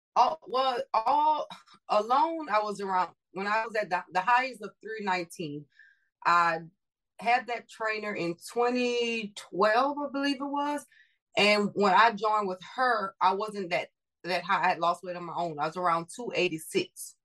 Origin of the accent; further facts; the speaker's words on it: Louisiana, United States; now in Houston, United States; I am from Louisiana. I live in Texas. Okay. I always how- say born and raised Louisiana, Texas made.